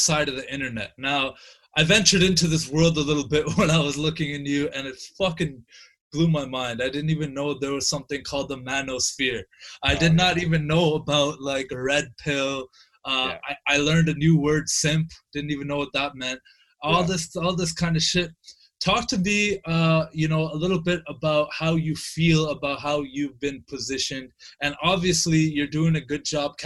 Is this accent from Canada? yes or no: yes; Canada; as a Canadian